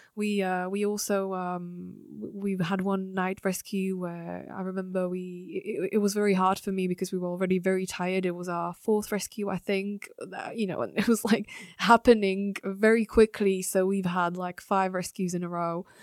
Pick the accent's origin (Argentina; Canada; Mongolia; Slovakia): Slovakia; moved away; also born or lived in France / United Kingdom; being from Slovakia